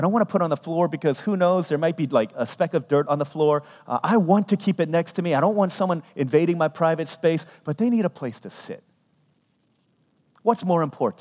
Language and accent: English; United States; I'm a ethnically Korean, but I was born here in America